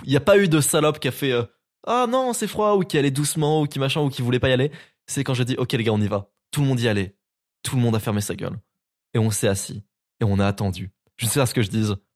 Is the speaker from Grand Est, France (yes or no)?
yes; Nancy, Grand Est, France; chez moi à Nancy